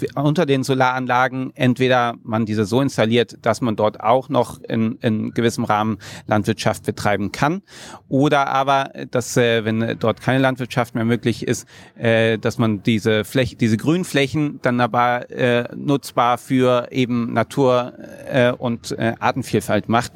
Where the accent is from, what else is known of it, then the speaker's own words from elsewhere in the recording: Magdeburg, Saxony-Anhalt, Germany; Ich bin in Magdeburg geboren